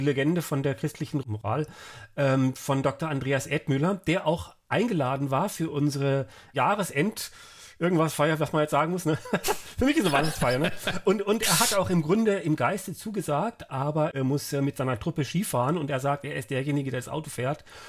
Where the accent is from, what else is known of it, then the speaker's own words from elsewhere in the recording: Frankfurt, Hesse, Germany; ich komme ja aus Frankfurt